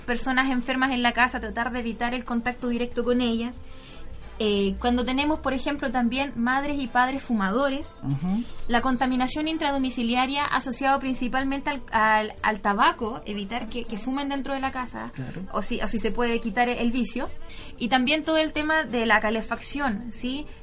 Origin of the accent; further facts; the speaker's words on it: Coyhaique, Aysén, Chile; yo soy de Coyhaique